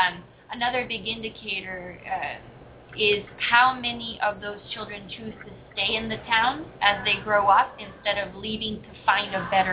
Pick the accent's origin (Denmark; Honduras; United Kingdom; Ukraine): Honduras; moved away as an adult; also born or lived in Europe / Washington, D.C. / Hawaii; now in Hollywood, Florida, United States; I am originally from Honduras.